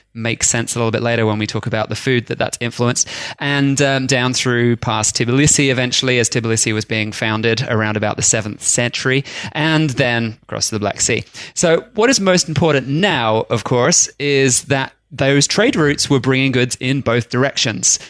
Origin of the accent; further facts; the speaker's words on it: Australia; we're Australian